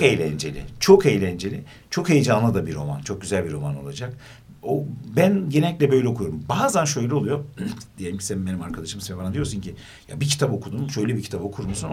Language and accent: Turkish; Gaziantep, Turkey; ben Antepliyim